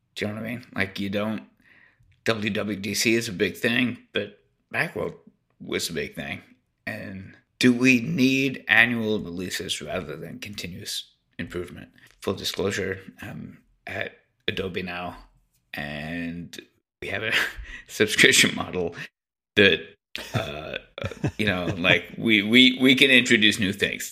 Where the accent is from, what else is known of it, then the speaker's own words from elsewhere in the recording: Canada; I'm Canadian